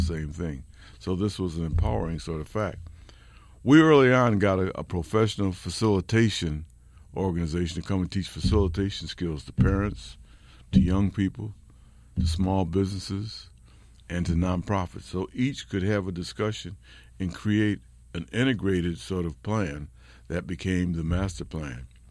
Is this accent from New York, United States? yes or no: yes; Rochester, New York, United States; moved away as an adult; also born or lived in Berkeley, California; Rochester, New York, my hometown.